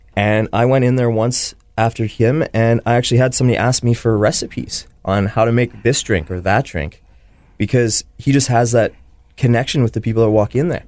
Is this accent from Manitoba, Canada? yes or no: yes; Winnipeg, Manitoba, Canada; I am, you know, born and raised in Winnipeg, yeah, on the Transcona side